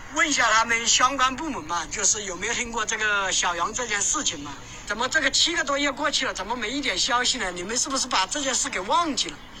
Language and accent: Chinese; Jiangxi, China; accent: Jiangxi; 我的口音也是江西人呐